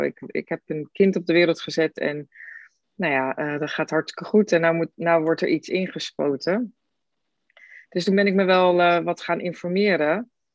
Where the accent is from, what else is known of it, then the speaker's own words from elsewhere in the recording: Rotterdam, South Holland, Netherlands; ik kom uit Rotterdam